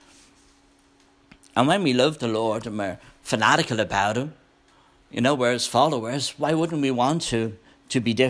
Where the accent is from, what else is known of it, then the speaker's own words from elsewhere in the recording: Ireland; moved away as an adult; now in United States; I was an ambassador for Ireland.